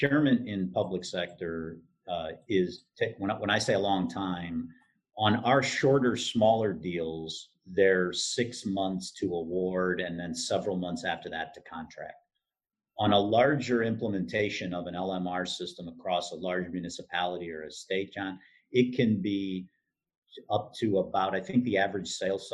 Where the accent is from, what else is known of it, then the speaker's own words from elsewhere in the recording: southeastern Michigan, United States; I grew up in southeastern Michigan